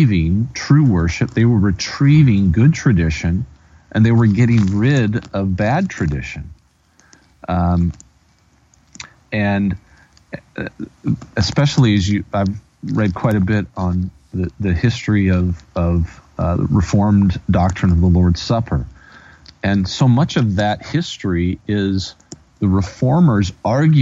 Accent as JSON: {"language": "English", "country": "United States", "said": "as an American, as a citizen of the United States of America who speaks English"}